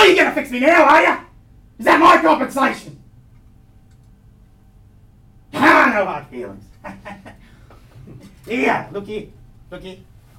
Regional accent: New South Wales, Australia; born there; I was born on the Combo Mission up there by the Pilliga. I did a lot of fishing when I was a kid

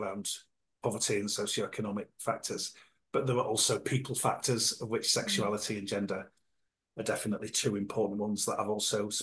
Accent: Yorkshire and the Humber, United Kingdom; moved away as an adult; also born or lived in London; now in South Coast, United Kingdom; I grew up in Yorkshire in a small northern seaside town in the 1980s

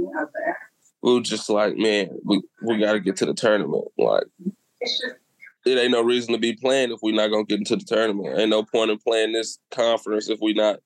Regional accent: Texas, United States; moved away; also born or lived in West Virginia; I'm from Texas

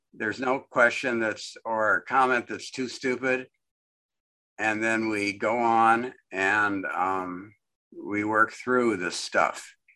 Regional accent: United States; also born or lived in Austin; I was born in the United States

